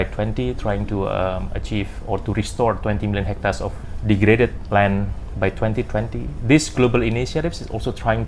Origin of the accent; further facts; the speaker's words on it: Indonesia; also born or lived in Central Kalimantan / East Kalimantan; I grew up in Kalimantan, so I spent my childhood in Central Kalimantan, and then we moved to East Kalimantan